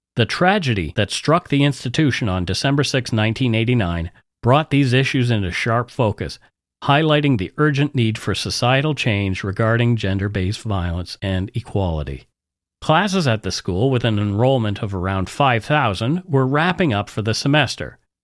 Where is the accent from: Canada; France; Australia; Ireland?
Canada; We are ordinary Canadian schmucks